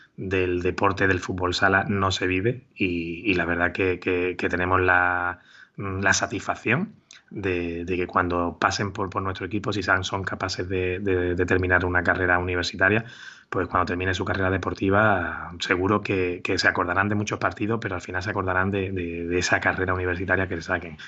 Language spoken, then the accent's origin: Spanish; Málaga, Andalusia, Spain; moved away as an adult; volví a mi casa, a Málaga, y firmé por pues, en el equipo de mi ciudad